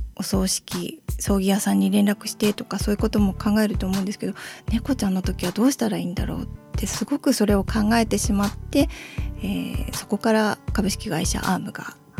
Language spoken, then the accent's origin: Japanese; Sendai, Miyagi, Japan; 生まれも育ちも仙台なので